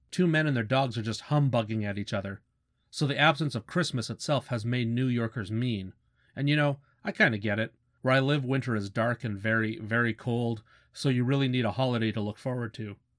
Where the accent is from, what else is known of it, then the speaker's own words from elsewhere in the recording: Canada; as a Canadian